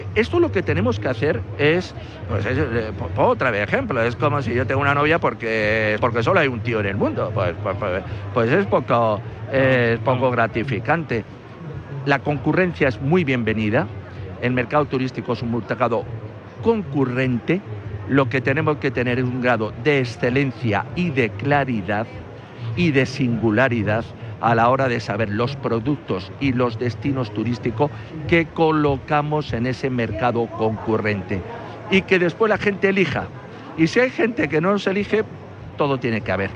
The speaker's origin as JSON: {"language": "Spanish", "country": "Spain", "said": "somos españoles"}